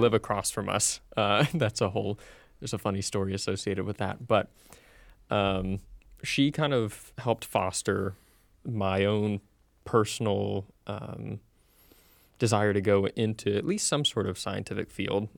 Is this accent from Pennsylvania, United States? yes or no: no; Central Florida, United States; I'm originally from Central Florida. Uh, went to school at U C F. Um, sadly, for better or for worse, I am the quintessential Florida man. I've been here all my life